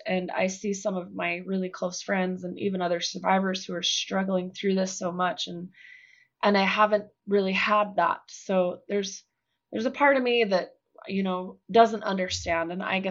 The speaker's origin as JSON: {"language": "English", "region": "Utah", "country": "United States", "tie": "born or raised there", "said": "Growing up in Utah"}